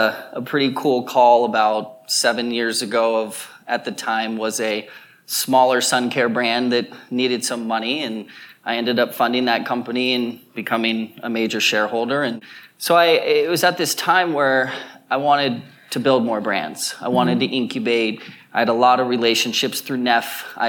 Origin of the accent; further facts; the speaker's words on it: California, United States; So for me, as a freshman in college, growing up in Southern California, I was like, why not?